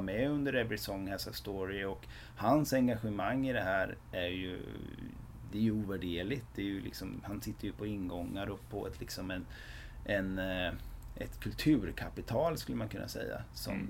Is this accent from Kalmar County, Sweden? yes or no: yes; Västervik, Kalmar County, Sweden; som är födda och uppvuxna i Västervik